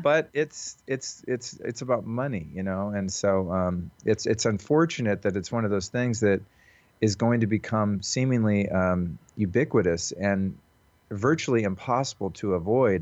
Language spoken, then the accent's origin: English; Santa Rosa, California, United States; from my hometown in Santa Rosa, California